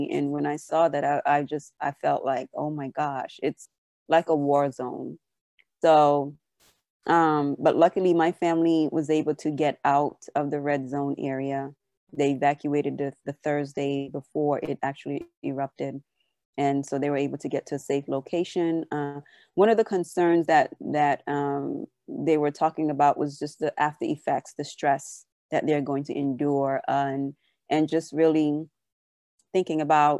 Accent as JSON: {"language": "English", "country": "St. Vincent & Grenadines", "said": "because I lost my accent, but it's there a little bit sometimes. And so people will always ask me where I'm from. And when I say St. Vincent and the Grenadines, and they'll say, where is that?"}